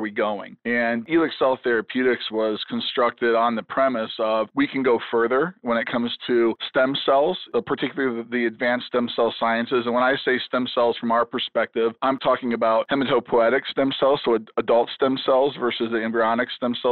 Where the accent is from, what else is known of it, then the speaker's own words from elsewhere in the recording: Chicago, Illinois, United States; now in Kansas City, United States; I grew up in the Chicago area